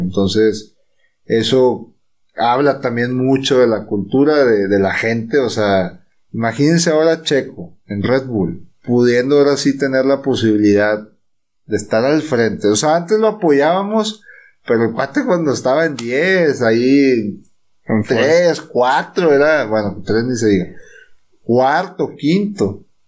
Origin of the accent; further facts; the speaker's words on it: Mexico; somos mexicanos